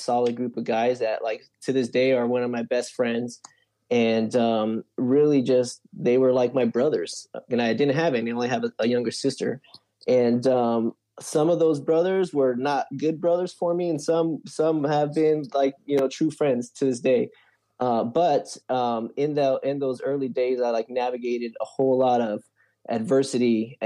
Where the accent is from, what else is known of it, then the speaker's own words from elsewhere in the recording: Long Beach, California, United States; also born or lived in Lakewood; I'm from Long Beach, so I did public school in Long Beach